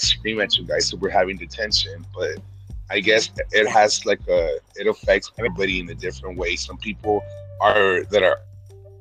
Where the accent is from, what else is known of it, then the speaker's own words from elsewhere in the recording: Jalpa, Zacatecas, Mexico; now in California, United States; I am Mexican, and I'm from Jalpa, Zacatecas.